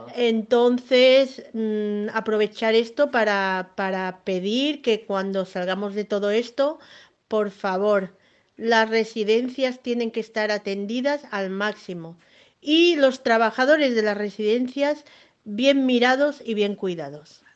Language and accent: Spanish; Sant Antoni de Portmany, Balearic Islands, Spain; soy de San Antonio de toda la vida